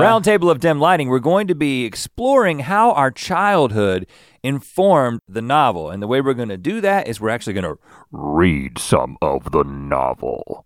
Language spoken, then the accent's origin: English; the South, United States; growing up in the South